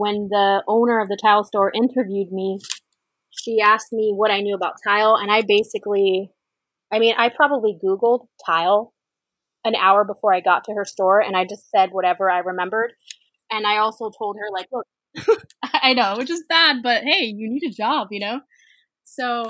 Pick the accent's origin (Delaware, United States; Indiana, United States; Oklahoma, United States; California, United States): California, United States; Southern; also born or lived in Texas / Idaho; I grew up here in Southern California